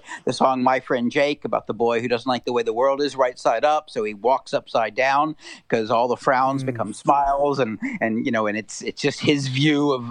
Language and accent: English; United States; growing up outside of Washington, it was a political town.